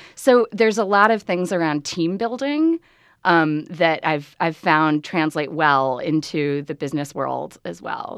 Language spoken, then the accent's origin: English; Chicago, Illinois, United States; I grew up in Chicago